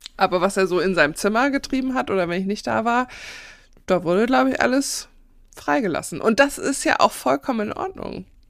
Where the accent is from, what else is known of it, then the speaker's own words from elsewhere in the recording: Northern Germany, Germany; als geborene Norddeutsche